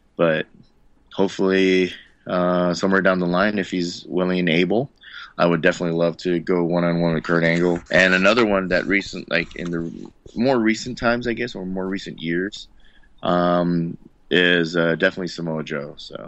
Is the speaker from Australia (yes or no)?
no; Philippines; whenever anybody asks, I always tell them, like, first and foremost, yeah, I'm Filipino.